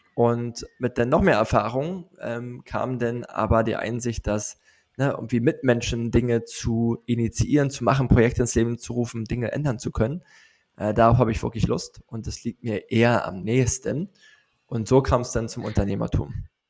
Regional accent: Neuruppin, Brandenburg, Germany; moved away as an adult; also born or lived in United States / South America; now in Berlin, Germany; ich komme aus Neuruppin. Das ist eine Kleinstadt, 70 Kilometer nördlich von Berlin, im schönen Brandenburg gelegen.

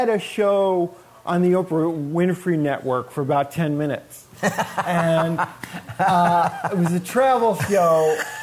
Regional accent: Buffalo, New York, United States; growing up in Buffalo, New York

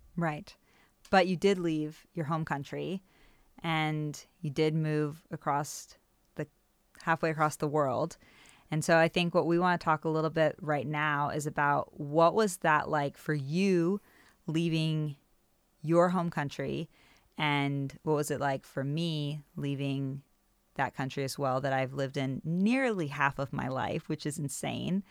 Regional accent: United States; moved away; also born or lived in Germany; leaving this country that felt like home to go back to what is known as my home country

